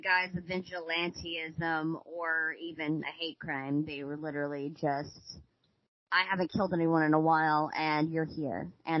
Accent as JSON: {"language": "English", "region": "Mississippi", "country": "United States", "said": "We are from Mississippi."}